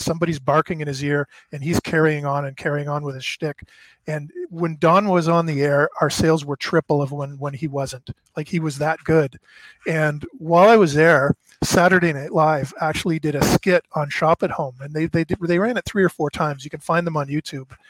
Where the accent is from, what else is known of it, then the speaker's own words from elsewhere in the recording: Canada; moved away as an adult; now in Dallas, United States; I'm Canadian, I'm working in the States, so I'm on a visa.